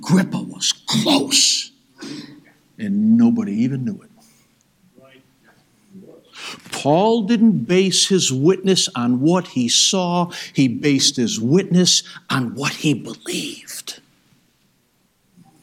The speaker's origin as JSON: {"language": "English", "town": "Rochester", "region": "New York", "country": "United States", "said": "We're from Rochester, New York, 42 years old"}